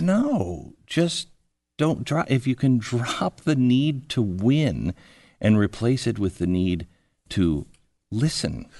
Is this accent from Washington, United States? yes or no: yes; Seattle, Washington, United States; moved away as an adult; I grew up in Seattle, then I moved to Washington, D C.